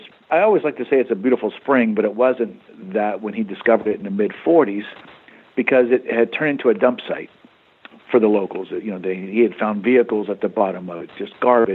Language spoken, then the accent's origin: English; Florida, United States; I grew up in Florida. I'm a native Floridian. Grew up not too far from here, about an hour away